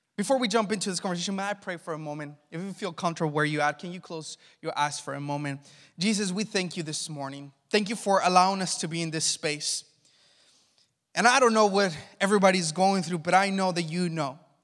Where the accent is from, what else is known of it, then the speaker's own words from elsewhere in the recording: Mexico; also born or lived in Los Angeles, United States; now in Northern California, United States; Growing up in Mexico